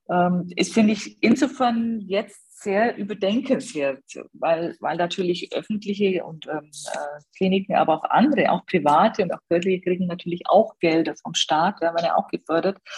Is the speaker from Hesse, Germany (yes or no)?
no; Bavaria, Germany; Also wir haben in, in Bayern, hier in Schwaben, wo ich herkomme